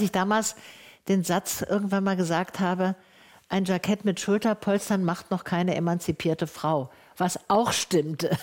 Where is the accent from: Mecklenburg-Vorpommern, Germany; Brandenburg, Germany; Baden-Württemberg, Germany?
Baden-Württemberg, Germany; Tübingen; Ich bin ja in Tübingen aufgewachsen